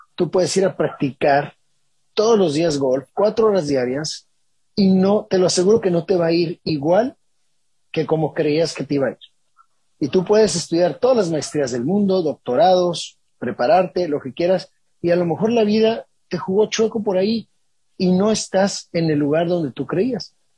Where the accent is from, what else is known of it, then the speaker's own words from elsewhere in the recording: Mexico; hecho en México por un mexicano